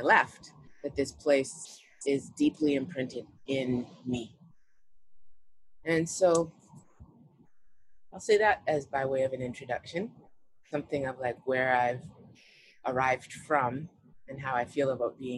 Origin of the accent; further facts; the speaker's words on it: Vancouver, British Columbia, Canada; I was born in Vancouver